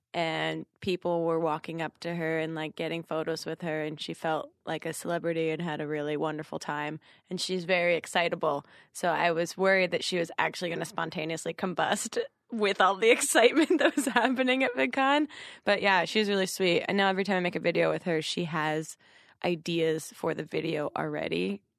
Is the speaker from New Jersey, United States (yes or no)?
yes; New Jersey, United States; now in Brooklyn, United States; But yeah, I'm from New Jersey and then went to college in North Jersey and then moved to Brooklyn right after with Michelle.